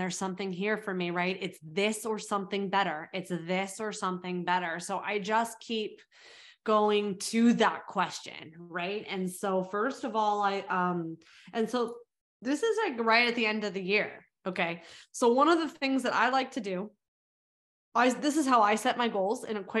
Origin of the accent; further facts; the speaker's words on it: South Africa; born there; So I was born in South Africa.